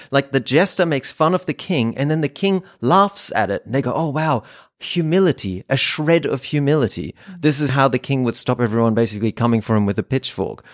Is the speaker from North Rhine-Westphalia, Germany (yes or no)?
yes; North Rhine-Westphalia, Germany; moved away; I grew up in Germany in a random little town in Nordrhein-Westfalen